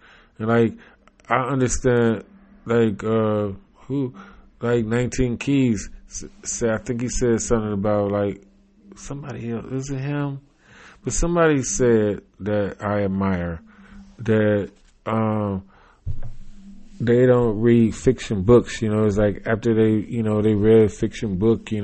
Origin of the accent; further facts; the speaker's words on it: United States; growing up and being American